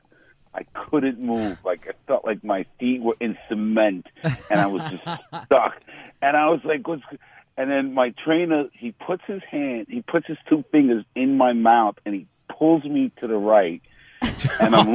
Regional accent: New York City, New York, United States; being from Manhattan, born and raised in Manhattan

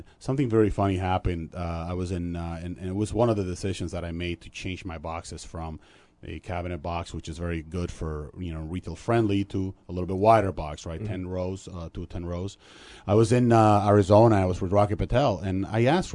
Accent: Dominican Republic; moved away; also born or lived in Puerto Rico / Rochester, New York; I grew up in Dominican Republic, went to school there

